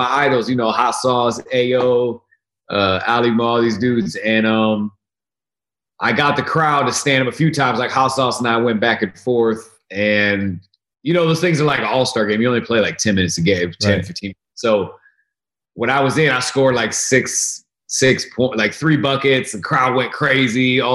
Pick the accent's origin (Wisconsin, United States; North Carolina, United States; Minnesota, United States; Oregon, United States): Oregon, United States; Portland, Oregon, my home state